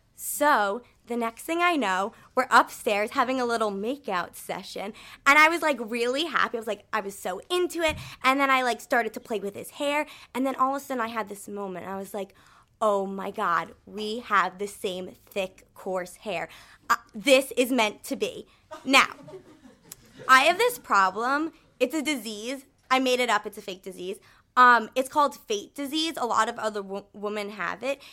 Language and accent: English; United States; I am American